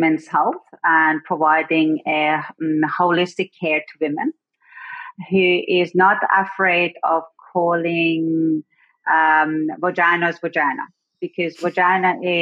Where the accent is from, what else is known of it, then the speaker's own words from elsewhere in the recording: Iran; now in South Australia, Australia; I was born in Iran. Some people might know it as Persia.